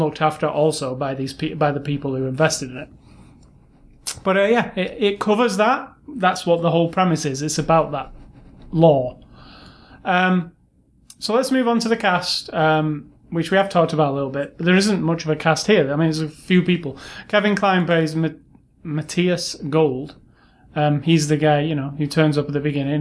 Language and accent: English; United Kingdom; now in United States; I'm British